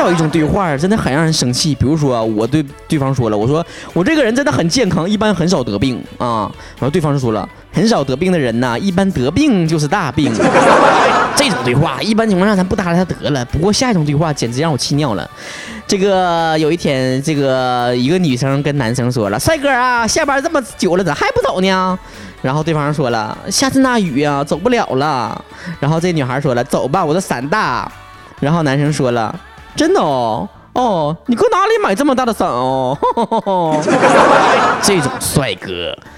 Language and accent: Chinese; Northeast China, China; accent: Northeastern Mandarin; 以后就世界通用语言就是我们东北话